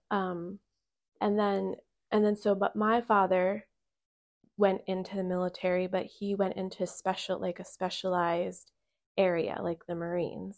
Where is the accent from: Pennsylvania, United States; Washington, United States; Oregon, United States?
Pennsylvania, United States; Bechtelsville; moved away; I come back to my hometown that I lived in for whatever, twenty years